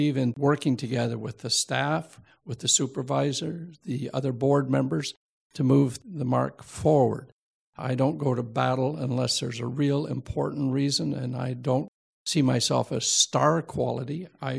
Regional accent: New Brunswick, Canada; now in Hamilton, Canada; I came from New Brunswick and I didn't get the education I should have.

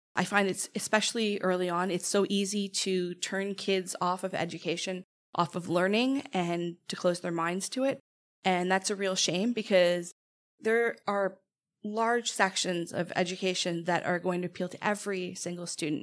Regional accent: Toronto, Ontario, Canada; now in Hamilton, Canada; I grew up in Toronto

